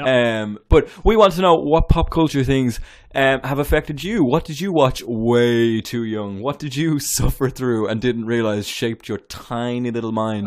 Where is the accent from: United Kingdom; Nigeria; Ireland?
Ireland; moved away; I am so Irish